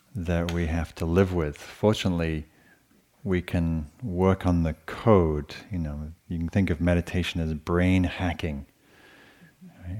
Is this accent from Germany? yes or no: no; England, United Kingdom; moved away; So I grew up with in England